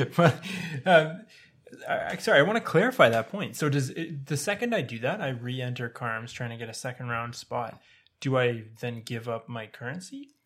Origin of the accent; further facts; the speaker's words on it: Toronto, Ontario, Canada; moved away as an adult; now in British Columbia, Canada; I'm from Ontario. I was raised in Toronto. I moved to British Columbia for residency